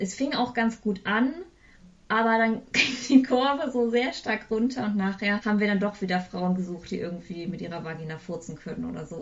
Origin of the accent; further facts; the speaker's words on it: Eifel, Germany; moved away as an adult; also born or lived in Bonn / Bayreuth / Cologne; now in Hamburg, Germany; Ich komme ursprünglich aus der Eifel